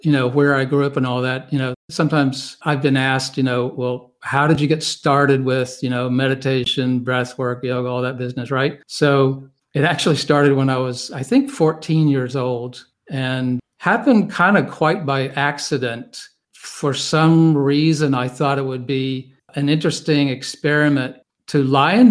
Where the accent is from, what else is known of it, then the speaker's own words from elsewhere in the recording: Wentworth, North Carolina, United States; moved away as an adult; also born or lived in Baltimore; I was born and raised in North Carolina in a small village called Wentworth, which is outside of a small town called Reidsville